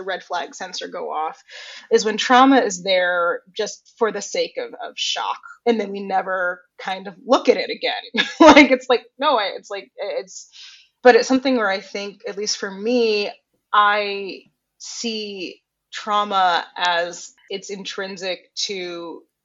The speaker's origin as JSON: {"language": "English", "town": "Johnstown", "region": "Pennsylvania", "country": "United States", "tie": "born or raised there", "moved": "yes", "lives_now": "New York, United States"}